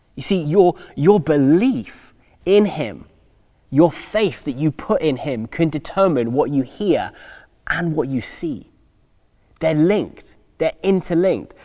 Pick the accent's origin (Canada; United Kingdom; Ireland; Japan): United Kingdom; England; moved away as an adult; also born or lived in United States; we're English